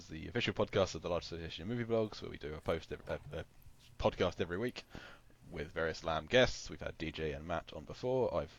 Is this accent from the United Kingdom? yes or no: yes; England, United Kingdom; I'm English